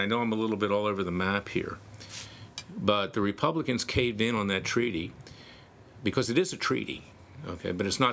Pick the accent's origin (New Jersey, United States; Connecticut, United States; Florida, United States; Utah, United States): Florida, United States; that's my home state, Florida